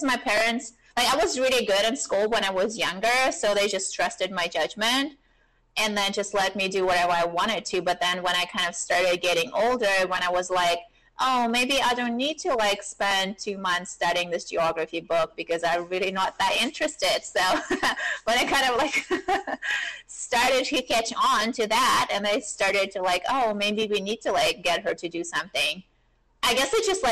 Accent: Germany; moved away as an adult; also born or lived in New York; I grew up in Europe

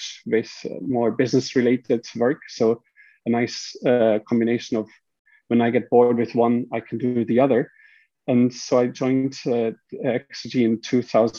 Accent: Switzerland; moved away as an adult; also born or lived in Japan / Sweden; now in Manchester, United Kingdom; I'm from Switzerland, and my background is mechanical engineering

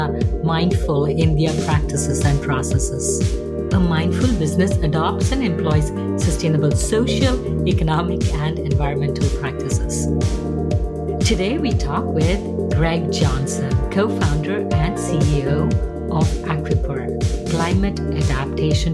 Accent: Mumbai, Maharashtra, India; moved away; Growing up in India, even in a big city like Mumbai, we had buildings which were made of concrete

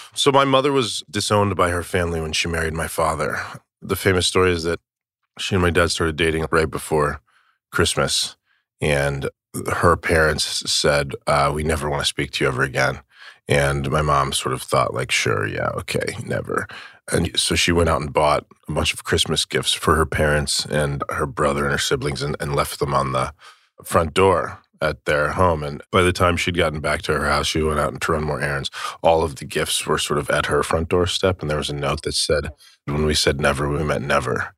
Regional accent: Tucson, Arizona, United States; I was from Tucson, Arizona

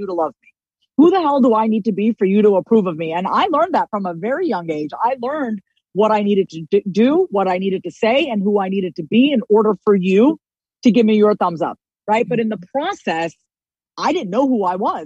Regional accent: Long Island, New York, United States; my childhood growing up on Long Island, New York

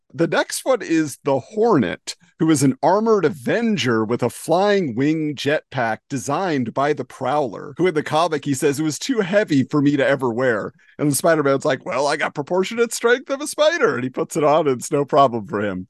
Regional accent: California, United States; I grew up in California.

